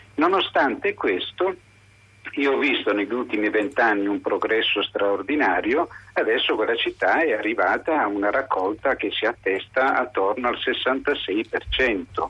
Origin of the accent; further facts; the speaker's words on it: Apulia, Italy; also born or lived in Ostuni; now in Padua, Italy; io abito a Padova da 35 anni ma sono pugliese di origine